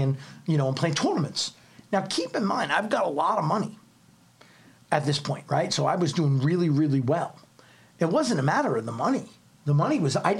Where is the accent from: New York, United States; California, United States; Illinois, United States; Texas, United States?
New York, United States; New York City; moved away as an adult; also born or lived in Wyckoff, New Jersey; I'm a kid from Staten Island.